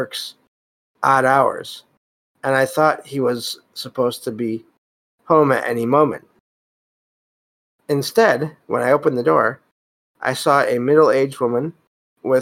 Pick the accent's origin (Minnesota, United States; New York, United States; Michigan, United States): Michigan, United States; I live in Michigan. And I'm from Michigan